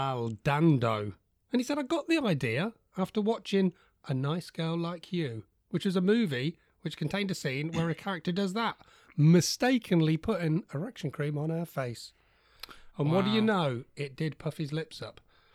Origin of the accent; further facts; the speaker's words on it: England, United Kingdom; I'm so English. I'm drinking a cup of tea.